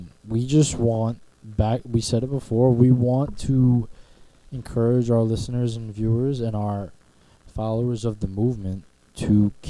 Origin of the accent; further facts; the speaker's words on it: Kazakhstan; from Kazakhstan.